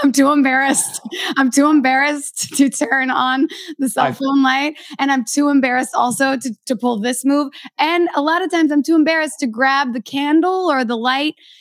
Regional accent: Kentucky, United States; growing up in Kentucky.

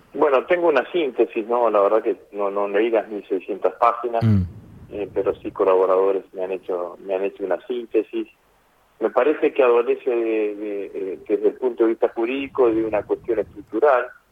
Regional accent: Rosario, Santa Fe, Argentina; como rosarino

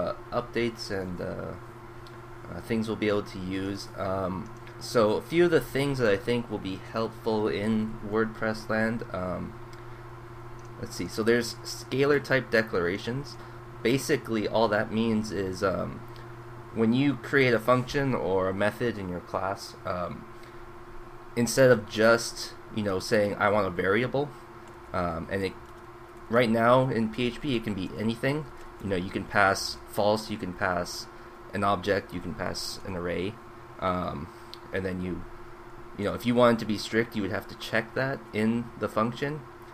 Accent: Canada; Well, I'm still Canadian.

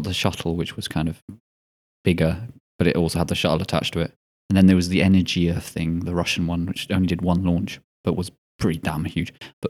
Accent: Scotland, United Kingdom; Yeah, apparently I'm not Scottish enough.

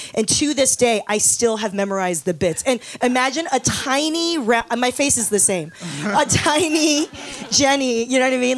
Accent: Los Angeles, California, United States; also born or lived in Taiwan; I moved to Los Angeles when I was five

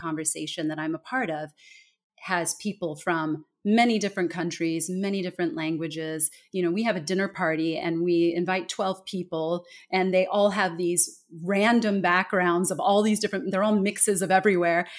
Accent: California, United States; moved away as an adult; also born or lived in Denmark / Singapore; I am originally from California. I was born and raised in a very small town in the very middle of the state

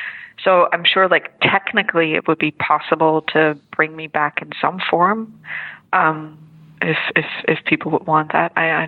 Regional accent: Netherlands; English is a second language; I'm from Holland, so this is all fake, you know, all the American stuff is fake.

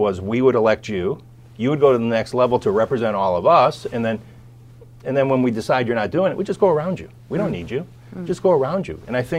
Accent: Chicago, Illinois, United States; And it was Chicagoland, my hometown.

